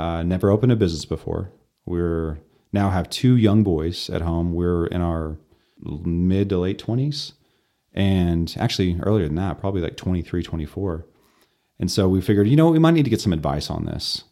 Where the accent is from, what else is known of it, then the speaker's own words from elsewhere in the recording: Amarillo, Texas, United States; So we grew up in Southwest Amarillo